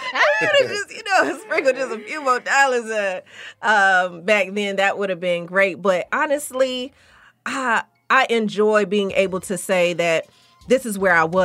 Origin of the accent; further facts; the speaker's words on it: Hinesville, Georgia, United States; I am a country girl. I'm from Hinesville, Georgia. So most people don't know where that is, but it's near Savannah.